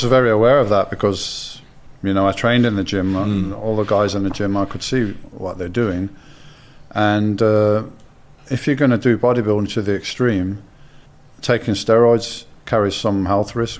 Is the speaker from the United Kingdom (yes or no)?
yes; Birmingham, West Midlands, United Kingdom; I'm from Birmingham.